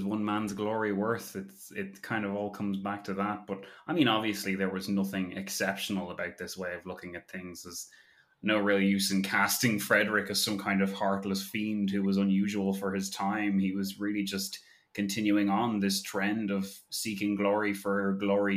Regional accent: Ireland; as an Irish person

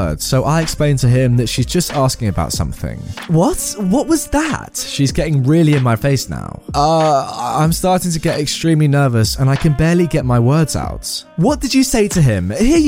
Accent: Caernarfon, Wales, United Kingdom; Which made me really happy because I'm from Caernarfon.

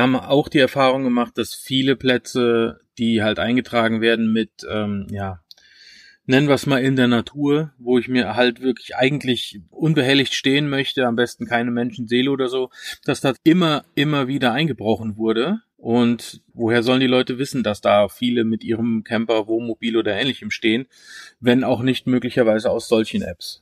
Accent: Germany; bei uns in Deutschland

